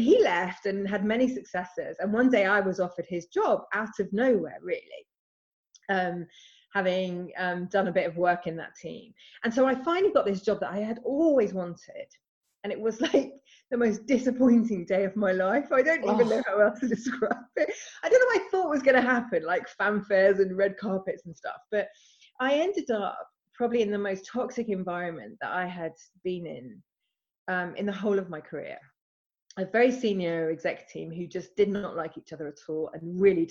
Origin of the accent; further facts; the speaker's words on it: England, United Kingdom; now in Scotland, United Kingdom; I live in Scotland. I'm actually English